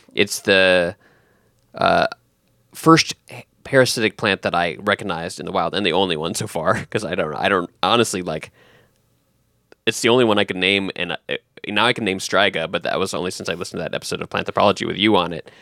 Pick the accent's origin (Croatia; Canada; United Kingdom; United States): United States; Texas; now in Northern Virginia, United States; I was born in Texas